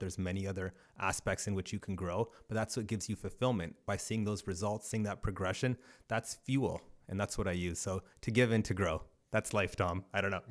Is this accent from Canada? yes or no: yes; Brantford, Ontario, Canada; also born or lived in Cambridge, Ontario; was born in Cambridge, but then grew up uh, between Ancaster and Brantford.